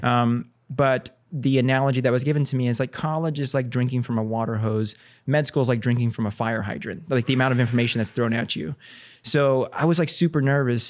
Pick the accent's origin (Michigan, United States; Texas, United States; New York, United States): Texas, United States; Corpus Christi; also born or lived in Houston / Pennsylvania / Ohio; now in San Antonio, United States; I'm from Texas originally, born and raised in Corpus